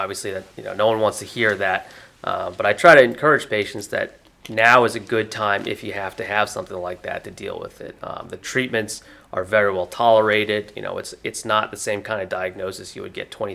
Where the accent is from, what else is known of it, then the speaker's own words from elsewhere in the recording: Augusta, Georgia, United States; moved away as an adult; also born or lived in Philadelphia / New York; now in Jacksonville, United States; I grew up actually in Augusta, Georgia, so not too far away